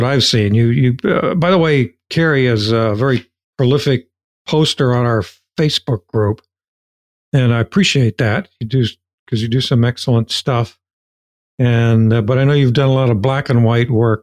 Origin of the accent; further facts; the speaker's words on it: Appalachian Ohio, United States; moved away; my hometown, which is in Appalachia, one of the Appalachian counties of Ohio